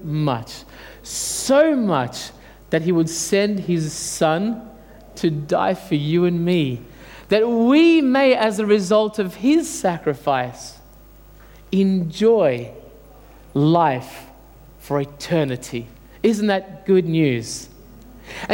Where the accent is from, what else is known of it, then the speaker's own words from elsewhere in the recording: Australia; English is a second language; I came here at the age of 7. Dad and Mum thought it would be best to bring me up here. And I went to school and I couldn't speak a word of English